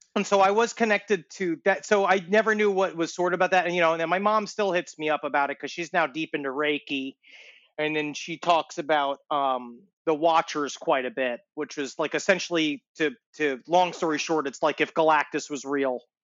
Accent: New York City, New York, United States; also born or lived in Ridgewood, Queens; I was growing up in Queens, we had an influx of the Haitian population

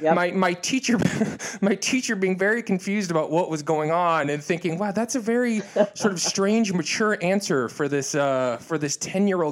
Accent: Detroit, Michigan, United States; I'm from Detroit

